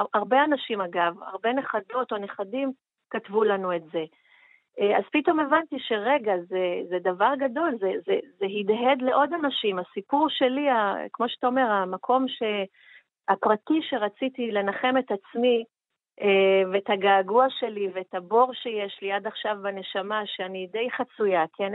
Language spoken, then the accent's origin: Hebrew; Iran; now in Israel; נכון, נולדתי שם. ההורים התחתנו בישראל וירדו למצרים כמעט, ירדו לפרס בחזרה, לאיראן